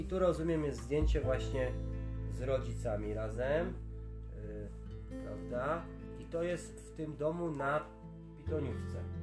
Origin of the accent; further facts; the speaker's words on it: Tatras, Lesser Poland, Poland; u nas w Tatrach